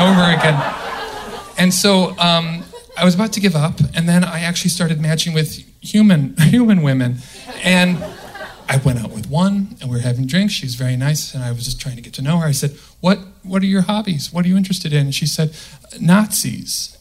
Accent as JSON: {"language": "English", "area": "the Midwest, outside Chicago", "region": "Illinois", "country": "United States", "said": "I'm from the Midwest. Right? Okay. And uh, okay, outside Chicago"}